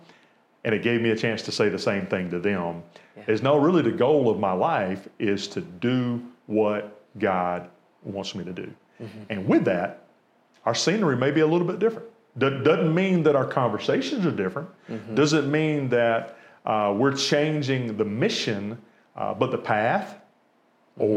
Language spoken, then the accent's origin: English; Americus, Georgia, United States; born and raised in Americus, you know, I didn't attend the private school